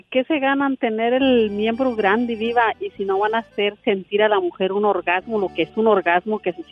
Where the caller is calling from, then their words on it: Santa Rosa, California, United States; te llamo de Santa Rosa